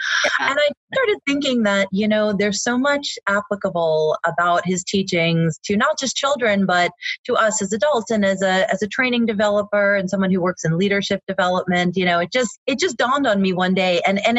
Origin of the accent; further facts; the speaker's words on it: New York, United States; I grew up in New York